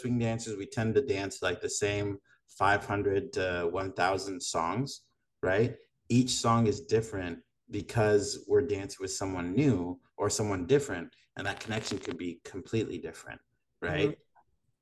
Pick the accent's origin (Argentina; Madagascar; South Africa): Madagascar; also born or lived in Long Beach; now in United States; I'm from Madagascar